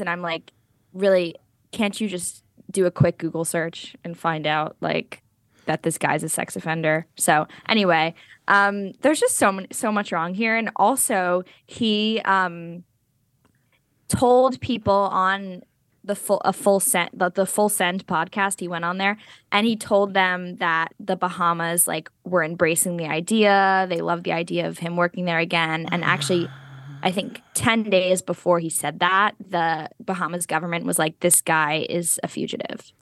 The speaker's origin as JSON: {"language": "English", "region": "New Jersey", "country": "United States", "said": "we're both from New Jersey"}